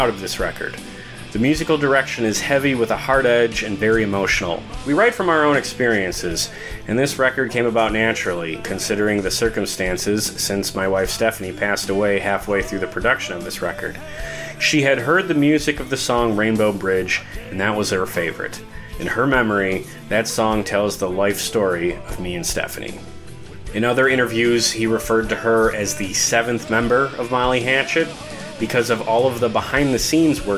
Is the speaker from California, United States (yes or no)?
no; Milwaukee, Wisconsin, United States; my hometown of Milwaukee